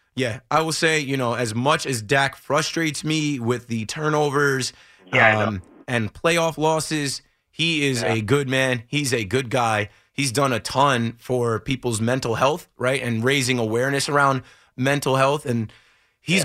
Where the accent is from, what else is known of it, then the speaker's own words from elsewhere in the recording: Monmouth County, New Jersey, United States; I grew up in Monmouth County